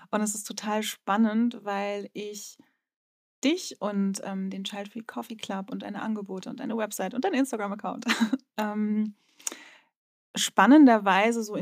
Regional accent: Northern Germany, Germany; wie man schon hört, Norddeutsche, gebürtiges Ostseekind und ich, ich liebe die Ostsee.

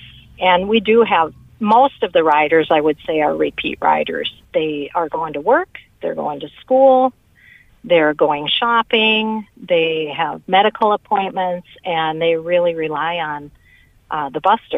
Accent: Twin Cities, Minnesota, United States; Well, I moved to Isanti County when I was in my early 20s, and I have now lived here for 40 years. I came from the Twin Cities, so I had no experience in the rural area at all.

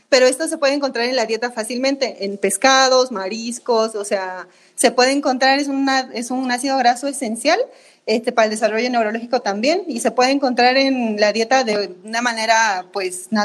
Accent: Bolivia; now in Mexico; De Bolivia.

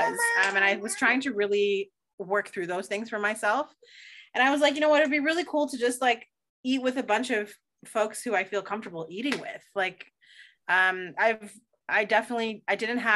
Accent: Toronto, Ontario, Canada; I'm from Toronto

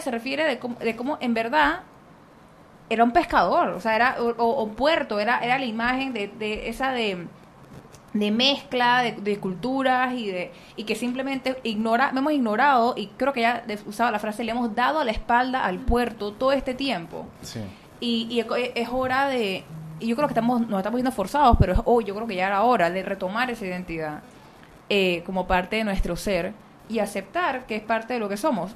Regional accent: Panama; yo tengo por lo menos cinco generaciones en Panamá

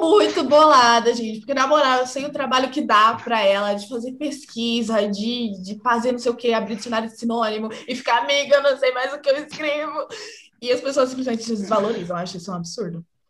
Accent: Santa Bárbara d'Oeste, São Paulo, Brazil; eu sou de Santa Bárbara do Oeste, São Paulo

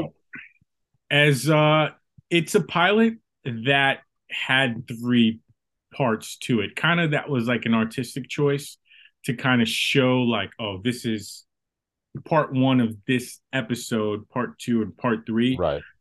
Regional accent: Boston, Massachusetts, United States; I'm from Boston, Massachusetts. I uh I've lived in Massachusetts my whole life

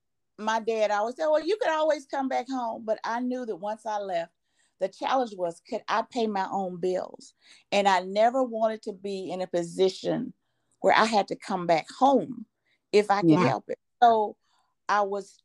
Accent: Mississippi, United States; moved away as an adult; also born or lived in Oklahoma; now in Lake Charles, United States; I'm from Mississippi

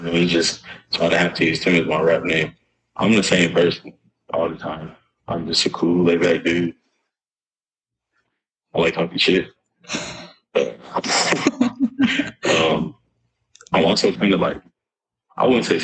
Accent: Lynwood / Los Angeles area, California, United States; also born or lived in Victorville, California; now in Orange County, United States; I was born in Linwood. That's right next to Compton.

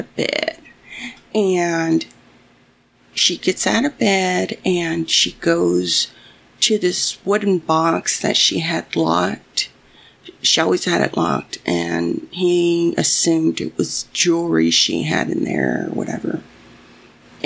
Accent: Mexico; Growing up in Mexico, my grandmother always had the radio on

